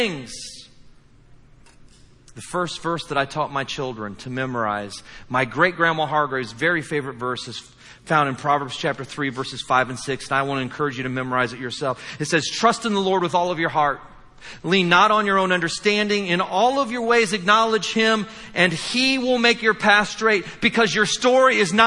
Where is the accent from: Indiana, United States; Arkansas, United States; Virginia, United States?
Indiana, United States; I'm from Indiana